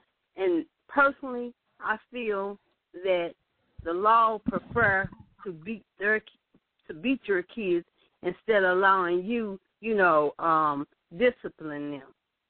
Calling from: St. Louis, Missouri, United States; I'm calling from St. Louis, Missouri. I'm a high school teacher.

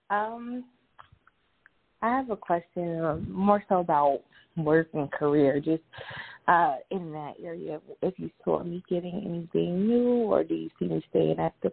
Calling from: Georgia, United States; I'm calling from Georgia. Okay. I'm … from Georgia.

